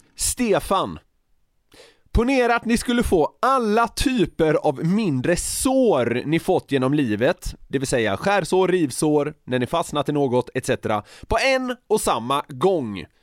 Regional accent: Gothenburg, Västra Götaland, Sweden; now in Stockholm, Sweden; där jag växte upp i södra Göteborg

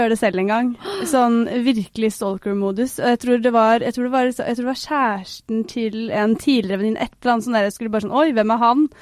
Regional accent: Oslo, Norway; jeg er fra, eller, altså, jeg er fra Veite

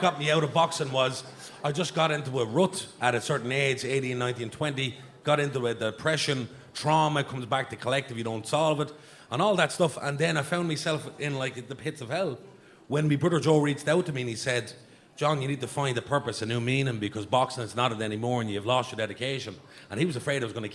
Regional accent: Dublin, Leinster, Ireland; I'm from Darndale

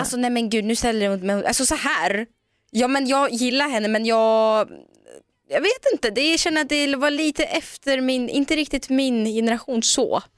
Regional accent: Omsk, Omsk Oblast, Russia; now in Sweden; jag är ju född och uppvuxen i Sibirien, ja. i Omsk, en stad där. Och jag flyttade ju till Sverige för 15 år sedan

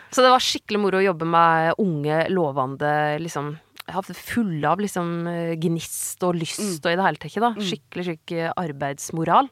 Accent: Vinje, Telemark, Norway; jeg er skikkelig fra Vinje

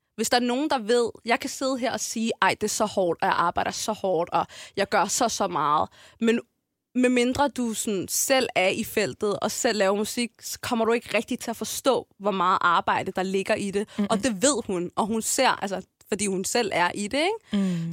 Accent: Copenhagen, Capital Region of Denmark, Denmark; jeg er født og opvokset på Amager med mine to forældre og mine tre søskende

